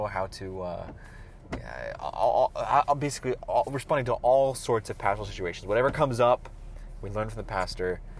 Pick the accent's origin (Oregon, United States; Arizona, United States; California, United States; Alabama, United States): Oregon, United States; Roseburg; now in Eugene, United States; my hometown of Roseburg